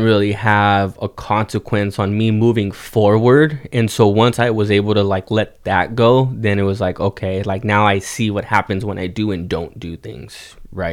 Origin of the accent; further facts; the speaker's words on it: Oxnard, California, United States; also born or lived in Ventura, California; born and raised in Oxnard, Ventura County, um, lived here all my life